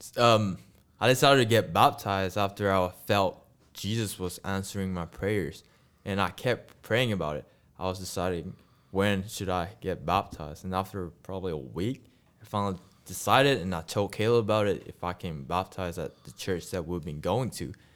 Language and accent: English; Malaysia; English is a second language; moved away as an adult; now in United States; I'm from a country called Malaysia.